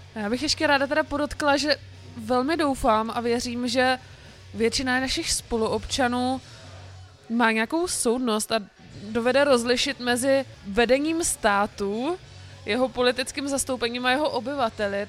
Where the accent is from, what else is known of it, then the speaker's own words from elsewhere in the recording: Brno, South Moravian Region, Czechia; já jsem z Brna